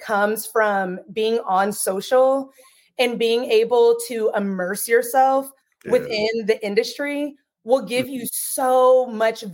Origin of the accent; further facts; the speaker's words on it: Tennessee, United States; moved away; also born or lived in Washington; I'm from Tennessee originally.